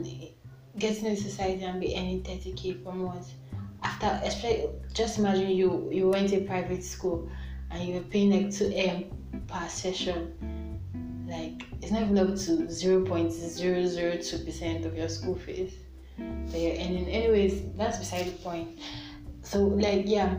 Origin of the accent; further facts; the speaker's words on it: Nigeria; I'm a Nigerian teen